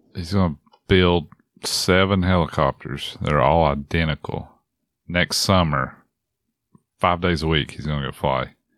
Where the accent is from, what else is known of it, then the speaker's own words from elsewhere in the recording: Appalachia, United States; I'm an Appalachian dude.